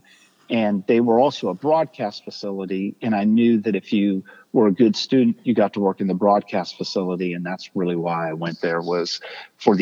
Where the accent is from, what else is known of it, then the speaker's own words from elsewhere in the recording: Pittsburgh, Pennsylvania, United States; moved away as an adult; also born or lived in Tulsa, Oklahoma / San Diego, California; now in Nashville, United States; I grew up in Pittsburgh, Pennsylvania